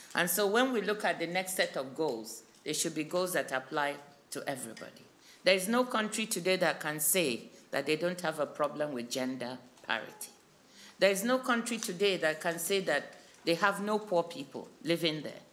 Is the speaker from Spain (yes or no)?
no; Nigeria; my home country, Nigeria